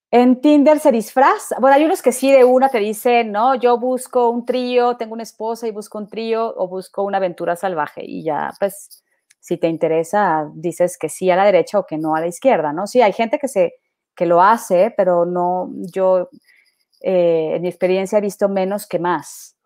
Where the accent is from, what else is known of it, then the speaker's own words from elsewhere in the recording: Mexico; now in Colombia; yo vengo de México